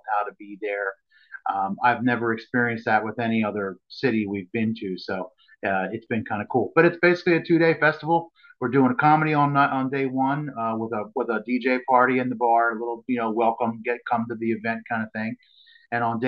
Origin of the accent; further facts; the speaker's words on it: New Jersey, United States; I'm from Jersey